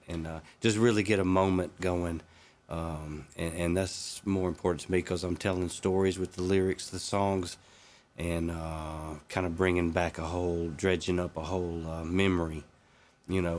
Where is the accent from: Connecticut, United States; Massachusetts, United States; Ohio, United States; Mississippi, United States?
Mississippi, United States; moved away; where I grew up there. And after I moved away from Mississippi